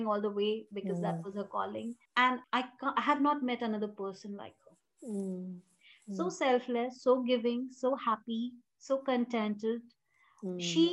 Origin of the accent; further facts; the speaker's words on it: Jharkhand, India; also born or lived in Bihar; I grew up in Jharkhand. We belong to Bihar